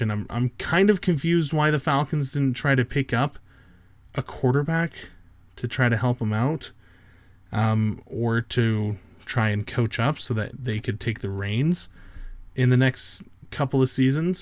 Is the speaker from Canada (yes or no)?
yes; Canada; I'm Canadian